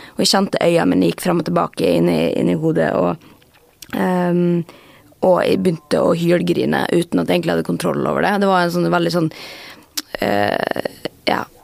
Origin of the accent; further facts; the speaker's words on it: Molde, Møre og Romsdal, Norway; now in Oslo, Norway; jeg er jo fra Molde